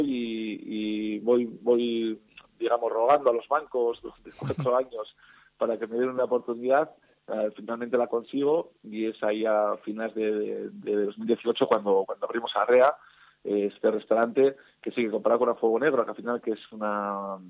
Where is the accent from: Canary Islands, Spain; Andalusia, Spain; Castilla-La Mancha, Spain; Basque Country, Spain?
Basque Country, Spain; Campezo; moved away as an adult; also born or lived in San Sebastián; soy un patatero, un alavés